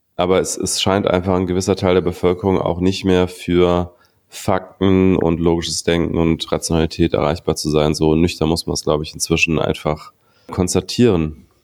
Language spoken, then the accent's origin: German; Berlin, Germany; Ich als Berliner